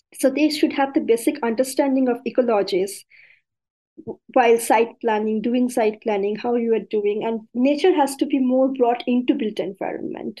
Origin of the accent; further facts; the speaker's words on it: India; being an Indian